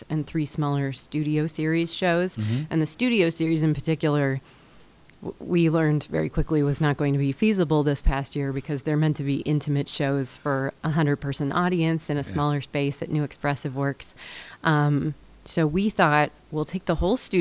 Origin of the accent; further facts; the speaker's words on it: Hillsboro, Oregon, United States; I'm from Hillsboro, Oregon.